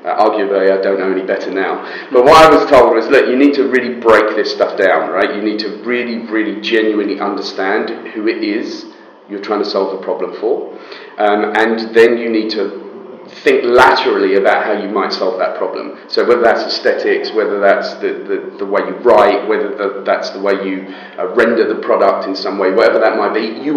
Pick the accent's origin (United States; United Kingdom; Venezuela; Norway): United Kingdom; also born or lived in Israel; But I left there when I was about 3 years old and moved to the UK.